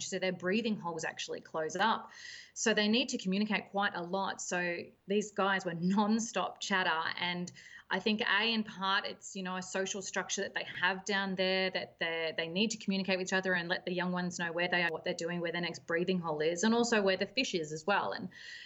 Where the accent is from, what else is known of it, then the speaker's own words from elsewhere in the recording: Melbourne, Victoria, Australia; moved away as an adult; also born or lived in Western Australia; I originally grew up in Melbourne on Port Phillip Bay